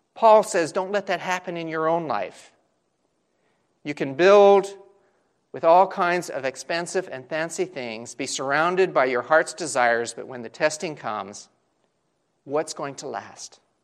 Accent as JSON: {"language": "English", "region": "Southern California", "country": "United States", "tie": "born or raised there", "said": "growing up in Southern California"}